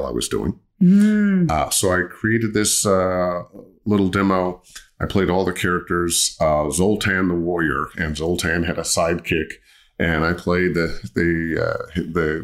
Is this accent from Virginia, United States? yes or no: no; Cleveland, Ohio, United States; moved away as an adult; also born or lived in Los Angeles; Cleveland, Ohio, where I grew up